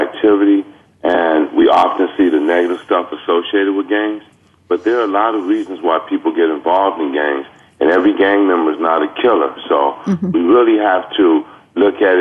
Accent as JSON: {"language": "English", "town": "Los Angeles", "region": "California", "country": "United States", "tie": "born or raised there", "said": "I grew up in Watts, and I have been a victim of gang crimes, and I grew up with gang members"}